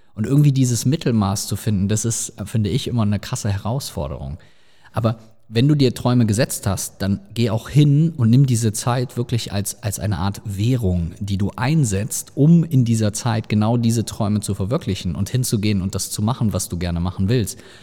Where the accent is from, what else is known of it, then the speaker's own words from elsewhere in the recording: Rhineland, Germany; bei uns im Rheinland